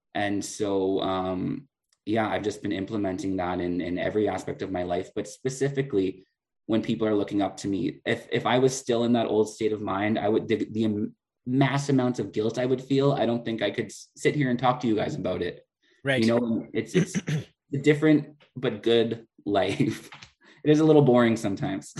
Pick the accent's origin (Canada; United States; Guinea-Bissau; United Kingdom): Canada; Prince Albert, Saskatchewan; moved away as an adult; now in La Ronge, Canada; growing up in Prince Albert